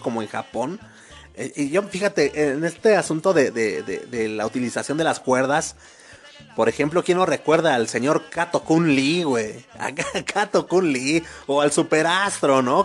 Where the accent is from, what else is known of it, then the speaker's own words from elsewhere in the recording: Mexico; nosotros como mexicanos